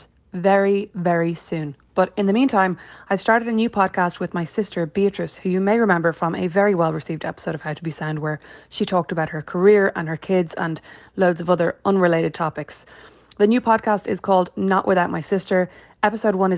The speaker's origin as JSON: {"language": "English", "area": "Kildare", "region": "Leinster", "country": "Ireland", "also_born_or_lived": "Dublin", "moved": "as an adult", "lives_now": "Fort Wayne, United States", "said": "We're from Kildare."}